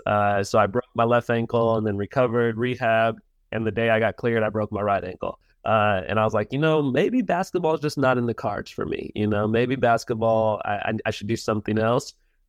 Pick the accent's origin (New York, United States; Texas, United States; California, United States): California, United States; now in Miami, United States; Yeah, so I grew up in Southern California on Camp Pendleton. My dad, obviously, like we mentioned, is a Marine.